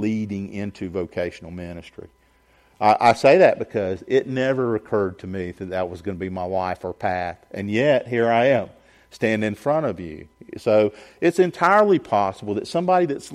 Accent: Augusta, Georgia, United States; also born or lived in Sylvania, Georgia; We grew up in suburban Augusta, in neighborhoods

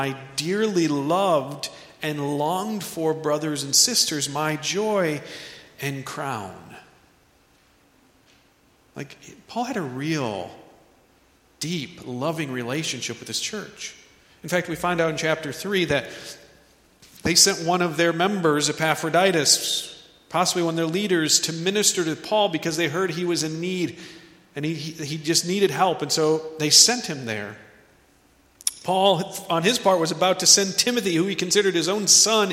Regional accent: United States; we as American Christians

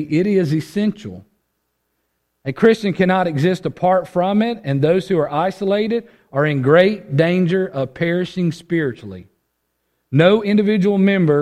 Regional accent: United States; this individual mindset that we have developed as Americans

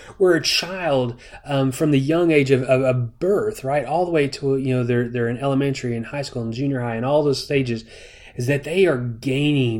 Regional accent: United States; as an American

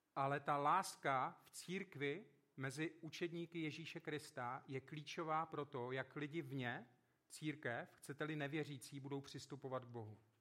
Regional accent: South Moravian Region, Czechia; Vyrůstal jsem na Jižní Moravě

